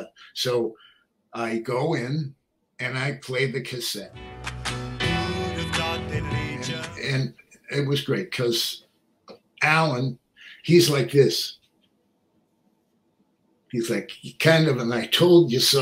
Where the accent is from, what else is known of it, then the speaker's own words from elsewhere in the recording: New York City, New York, United States; I'm from Manhattan